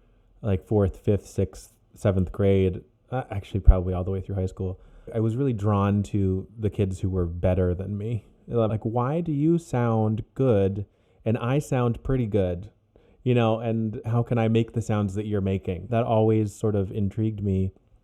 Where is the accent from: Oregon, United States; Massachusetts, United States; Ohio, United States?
Ohio, United States; born there; also born or lived in Virginia / Oklahoma / Germany; I was born in Ohio, and then we moved to Virginia, and then to Oklahoma, then to Germany, and then back to Virginia.